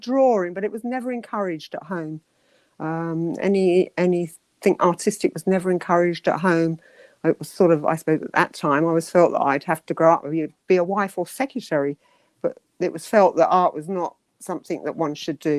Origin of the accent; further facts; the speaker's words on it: London, United Kingdom; also born or lived in Hastings; now in Canterbury, United Kingdom; I was born in Hastings in my grandmother's house. Used to visit there quite a lot. I lived, I believe, somewhere near Penge initially. And then we moved to Streatham. Streatham we went to near Wandsworth Common.